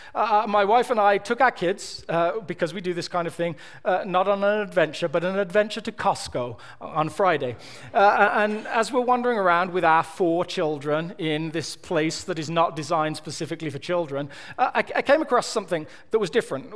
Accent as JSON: {"language": "English", "town": "Birmingham", "region": "West Midlands", "country": "United Kingdom", "moved": "yes", "lives_now": "United States", "said": "I'm from Birmingham."}